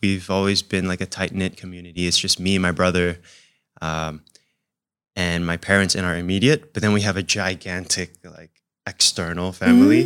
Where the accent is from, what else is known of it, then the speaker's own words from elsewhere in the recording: Singapore; also born or lived in United States; I was in an Indonesian family, but we also kinda spoke Chinese in the house too, and, and then growing up in Singapore.